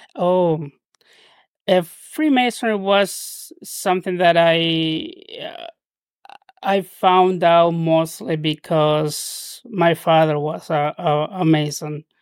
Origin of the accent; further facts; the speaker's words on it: Trujillo, La Libertad, Peru; first language Spanish; English is a second language; moved away as an adult; now in United States; I spent my childhood and adolescence down in Peru